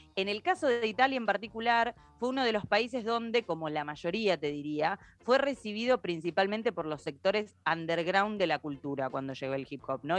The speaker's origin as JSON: {"language": "Spanish", "country": "Argentina", "said": "nosotros como argentinos"}